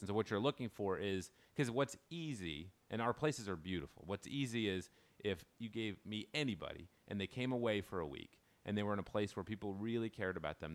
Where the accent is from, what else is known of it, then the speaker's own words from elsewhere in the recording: Dallas, Texas, United States; I grew up in North Dallas.